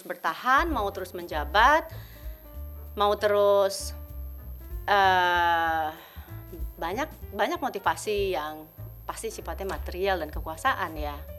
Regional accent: Jakarta, Indonesia; aku saya lahir besar di Jakarta Pusat.

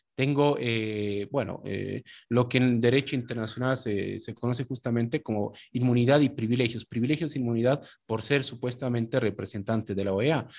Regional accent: Bolivia

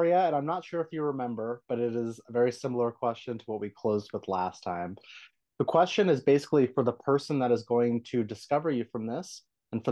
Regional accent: San Diego, California, United States; I'm born and raised in San Diego

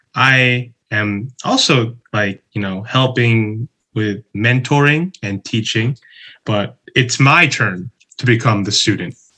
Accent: Chicago, Illinois, United States; moved away as an adult; also born or lived in Toyama, Japan; now in Tokyo, Japan; I'm originally from Chicago

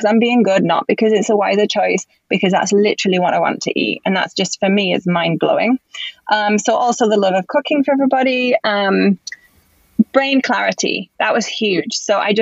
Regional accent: England, United Kingdom; also born or lived in Spain; now in Los Angeles, United States; being English

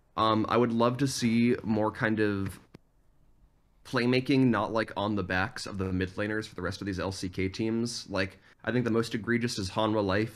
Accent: Boston, Massachusetts, United States; now in upstate New York, United States; I'm from originally the Boston, Massachusetts area

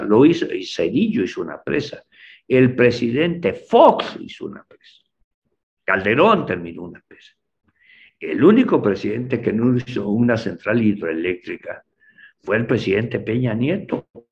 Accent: Mexico; las cosas de nuestro país como mexicanos

